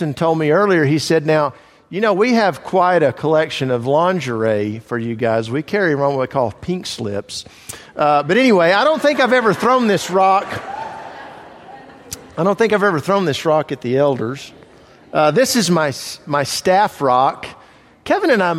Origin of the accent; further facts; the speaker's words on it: Italy; moved away; I grew up in Italy